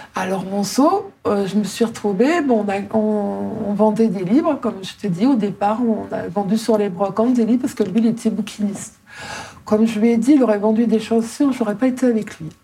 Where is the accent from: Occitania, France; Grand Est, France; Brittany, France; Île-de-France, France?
Grand Est, France; Ardennes; moved away; also born or lived in Paris region / Libourne; J'habitais dans les Ardennes, on n'avait pas de bibliothèque.